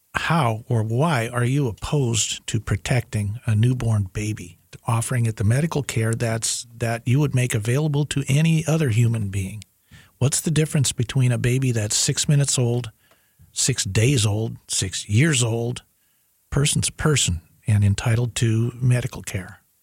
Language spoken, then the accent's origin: English; York County, South Carolina, United States; We're from York County, South Carolina